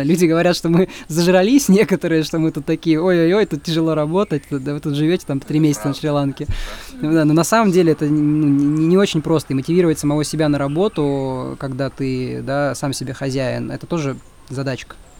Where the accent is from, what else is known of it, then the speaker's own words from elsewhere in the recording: Russia; moved away as an adult; мы русские, да, мы из России